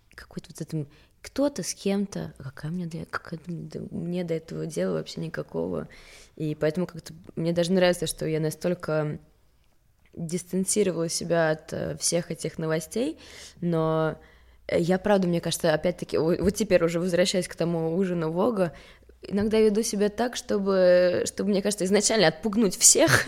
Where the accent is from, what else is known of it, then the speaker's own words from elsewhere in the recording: Stockholm, Stockholm County, Sweden; moved away as an adult; also born or lived in Russia / Paris, France; now in Moscow, Russia; я родилась в Стокгольме. Угу. И я училась в России четыре начальных класса, и потом мы переехали обратно с мамой и сестрой